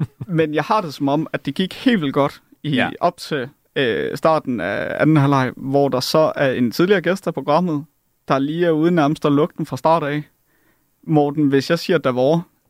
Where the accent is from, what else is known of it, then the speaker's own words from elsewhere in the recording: Jutland, Denmark; Jeg er jyde.